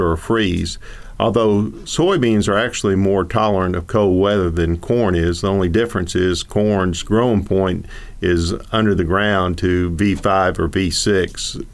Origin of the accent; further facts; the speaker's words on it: Cullman, Alabama, United States; moved away as an adult; also born or lived in South Georgia; Before coming back home, I'm originally from Coleman, Alabama. I wanted to come back to North Alabama